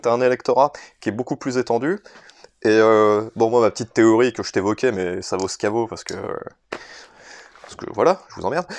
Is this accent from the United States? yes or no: no; France; en tant que Français